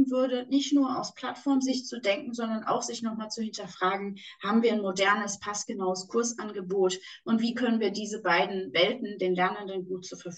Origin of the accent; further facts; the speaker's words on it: Düsseldorf, North Rhine-Westphalia, Germany; und du merkst, ich bin Düsseldorferin, wenn ich da einmal in meinem Flow bin